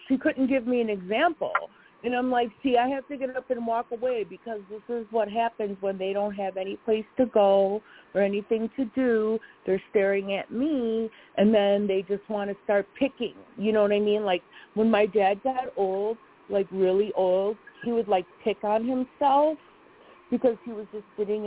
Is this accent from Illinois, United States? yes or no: yes; Chicago, Illinois, United States; moved away; I am from Chicago